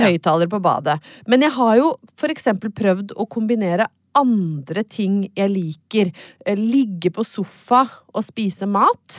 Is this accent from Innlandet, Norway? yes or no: yes; Brøttum, Innlandet, Norway; moved away; har jeg vært hjemme på Brøttum